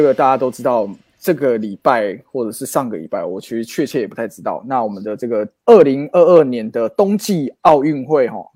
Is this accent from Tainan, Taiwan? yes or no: yes; Tainan, Taiwan; 我跟詹哥小时候住乡下嗯，关庙，关庙